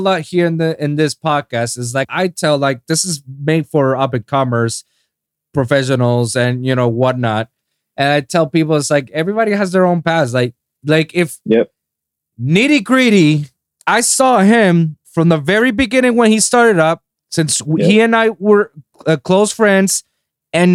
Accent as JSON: {"language": "English", "country": "Puerto Rico", "tie": "born or raised there", "moved": "as an adult", "lives_now": "Miami, United States", "said": "I was born and raised in Puerto Rico for 25 years. And I moved there like 7 years ago"}